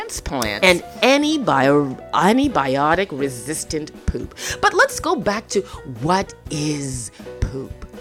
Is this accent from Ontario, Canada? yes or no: yes; Toronto, Ontario, Canada; also born or lived in Jamaica; I grew up in Toronto, Canada. I was born to a Jamaican mother